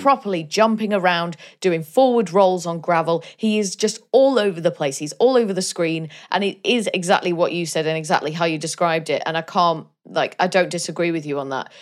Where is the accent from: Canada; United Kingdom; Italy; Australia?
United Kingdom; Wales; I'm Welsh.